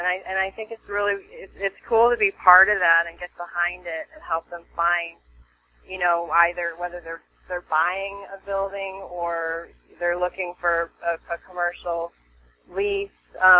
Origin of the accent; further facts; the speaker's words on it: California, United States; now in Venice, United States; I came from the Bay Area, where I was a top producing agent for 13 years, moved here about a year ago, and I live in Venice